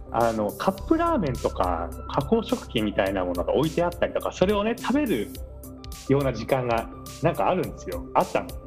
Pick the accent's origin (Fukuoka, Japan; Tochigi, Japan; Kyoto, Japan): Tochigi, Japan; moved away as an adult; now in Tokyo, Japan; 栃木で暮らした年月と同じぐらいあのこなんて言うんだろう上京してきた生活の年数が追いつくぐらいですけど